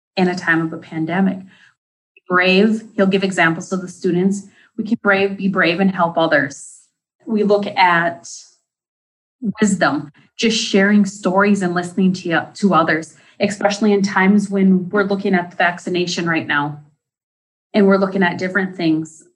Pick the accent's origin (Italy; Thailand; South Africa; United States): United States; Deer River, Minnesota; I am from Deer River, Minnesota, and I work for the Indian Education Programming as the program coordinator.